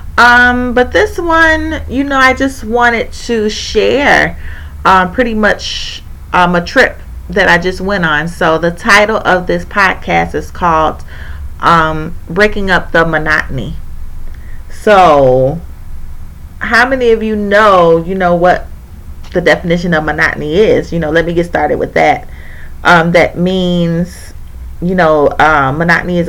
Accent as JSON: {"language": "English", "region": "Indiana", "country": "United States", "said": "I'm from Indiana, and I live in Indiana."}